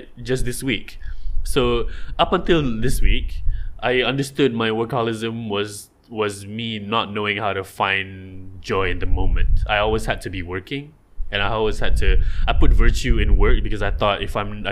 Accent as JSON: {"language": "English", "region": "Johor", "country": "Malaysia", "said": "I'm from Johor"}